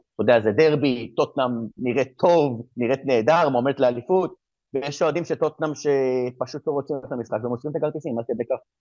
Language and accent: Hebrew; Israel; moved away as an adult; now in England; אני גם ישראלי וגם אה, מכיר את המציאות בארץ, מה שאני חייתי בארץ